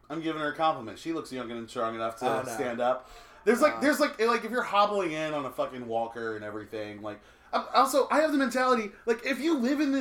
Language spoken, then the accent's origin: English; Detroit, Michigan, United States; now in New York City, United States; I'm from Detroit.